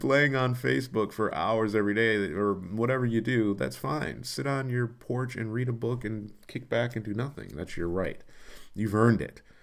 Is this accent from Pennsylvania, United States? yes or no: no; Detroit, Michigan, United States; also born or lived in Los Angeles; I'm from Detroit